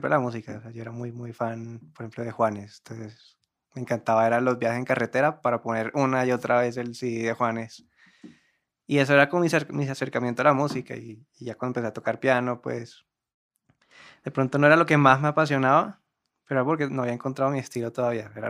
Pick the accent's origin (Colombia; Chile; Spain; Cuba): Colombia; Cartagena, Bolívar; Bueno, yo soy de Cartagena, orgullosamente. ¿Qué más dice uno de uno? Que tengo 23 años.